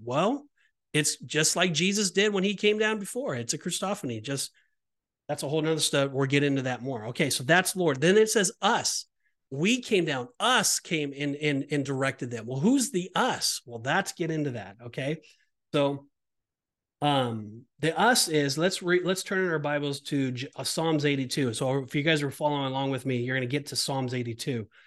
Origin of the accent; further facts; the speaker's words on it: Orange County, California, United States; I'm from Orange County, California